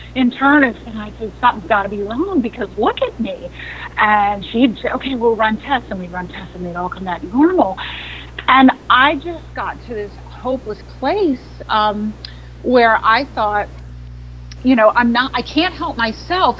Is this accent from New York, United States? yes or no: yes; New York City, New York, United States; I grew up in New York City, in Manhattan